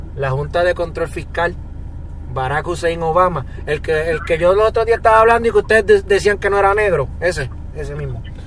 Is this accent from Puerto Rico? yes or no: yes; Puerto Rico